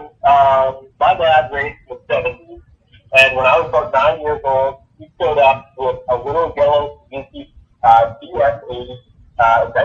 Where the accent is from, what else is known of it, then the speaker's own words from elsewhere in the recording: Winnipeg, Manitoba, Canada; I'm from Canada. have in the middle of Canada